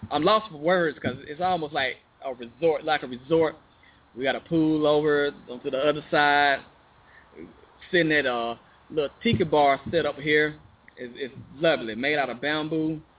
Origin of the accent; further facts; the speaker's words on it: Chicago, Illinois, United States; born there; now in Arkansas, United States; He was born in Chicago. I was born in Chicago.